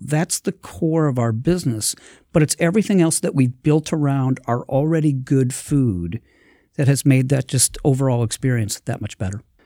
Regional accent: Milwaukee, Wisconsin, United States; being born and raised in Milwaukee

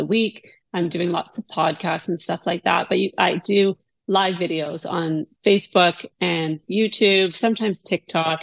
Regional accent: Canada; I am Canadian

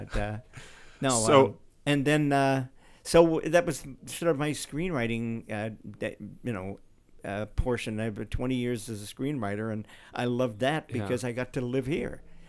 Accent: Australia; But then I'm from Australia.

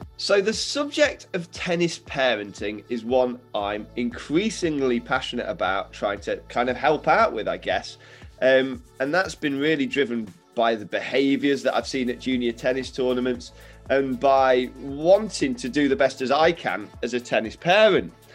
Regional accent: Derby, East Midlands, United Kingdom; two Derby folk

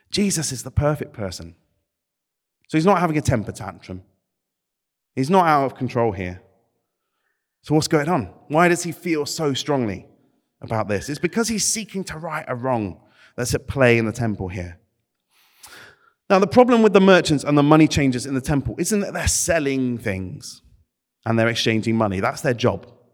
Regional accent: United Kingdom; my Britishness

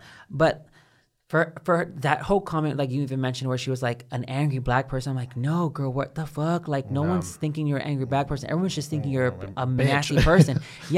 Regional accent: Baytown, Texas, United States; Like when I come from Baytown, like whenever I walk down the street, like I'm looking into my corners and I'm always ready to like get pop off on someone just in case they're about to come for me.

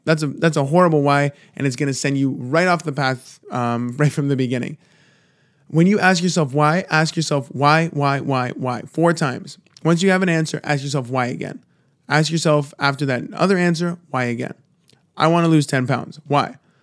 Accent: Toronto, Ontario, Canada; I'm from, I'm from Toronto

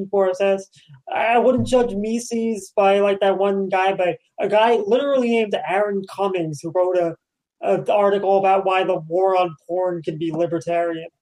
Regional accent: New York, United States; being a New Yorker

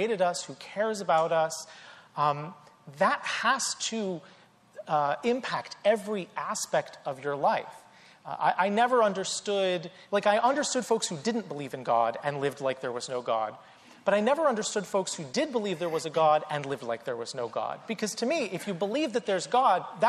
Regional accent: North Carolina, United States; I grew up in the South, in North Carolina.

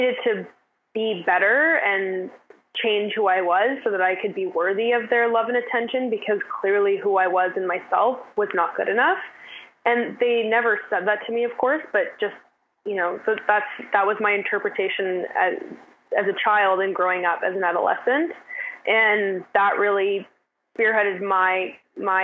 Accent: West Vancouver, British Columbia, Canada; the North Shore and more specifically West End is where I grew up

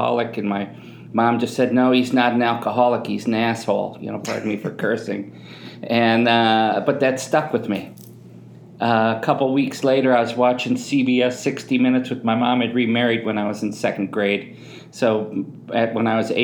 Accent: Chicago, Illinois, United States; I'm from Southside Chicago

